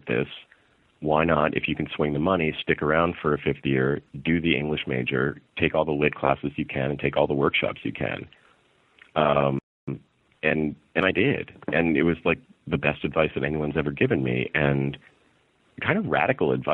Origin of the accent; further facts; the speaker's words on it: New York City, New York, United States; also born or lived in Westchester County, New York; I grew up in New York